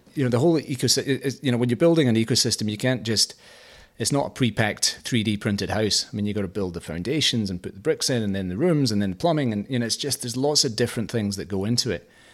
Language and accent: English; Scotland, United Kingdom; moved away as an adult; now in Australia; I'm Scottish